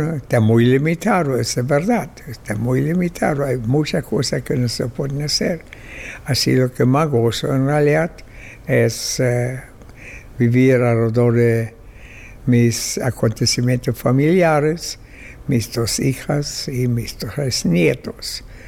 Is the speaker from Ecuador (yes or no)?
no; Berlin, Germany; now in Chile; nací en Alemania, en Berlín, en 1921 y eh, en 1948 emigré a Chile y ahí vivo desde entonces.